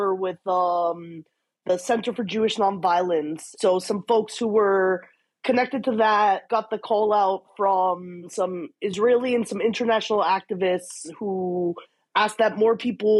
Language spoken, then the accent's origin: English; Canada; as a Jew, as a Canadian